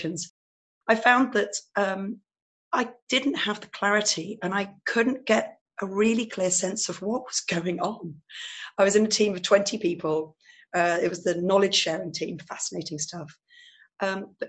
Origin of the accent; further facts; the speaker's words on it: England, United Kingdom; moved away as an adult; now in Netherlands; I'm actually English, and I've married a Dutchman